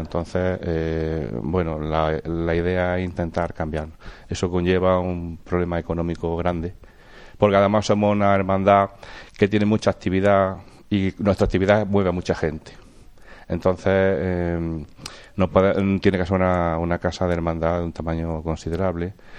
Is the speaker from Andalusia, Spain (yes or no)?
yes; Villanueva de Córdoba, Andalusia, Spain; also born or lived in Madrid; now in Jaén, Spain; nací en Jaén, pero mi infancia fue en Villanueva de Córdoba